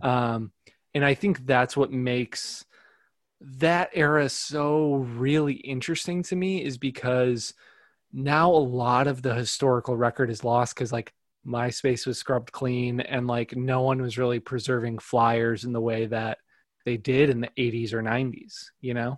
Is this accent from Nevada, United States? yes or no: no; northwest Indiana, United States; i grew up in uh, northwest indiana